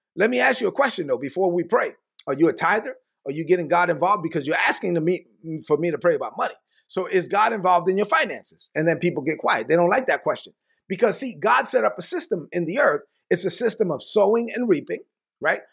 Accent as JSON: {"language": "English", "town": "New York City", "region": "New York", "country": "United States", "tie": "born or raised there", "said": "I was born in Brooklyn. I was raised on, on welfare, food stamps, government cheese"}